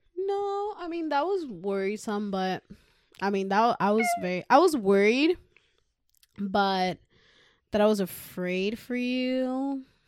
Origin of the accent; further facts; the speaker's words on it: Puerto Rico; now in United States; growing up in the island, I was very mischievous